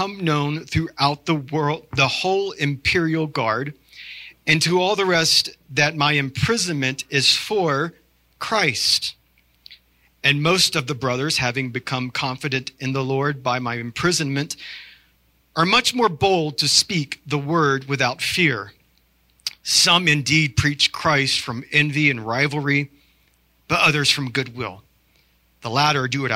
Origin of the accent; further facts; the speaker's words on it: the South, United States; I'm from the South